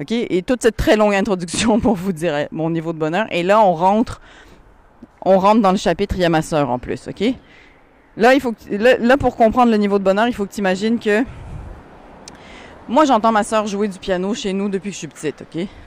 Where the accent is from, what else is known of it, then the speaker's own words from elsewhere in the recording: Paris, Île-de-France, France; je suis moitié française, donc j'ai habité à Paris quand j'étais petite.